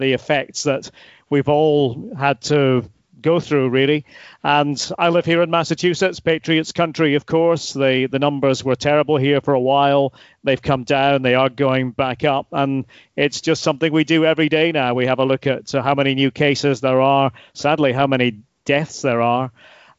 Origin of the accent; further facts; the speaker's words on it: Aberdeen, Scotland, United Kingdom; moved away as an adult; now in Boston, United States; But it all began in Aberdeen, and I'll always be a very proud Aberdonian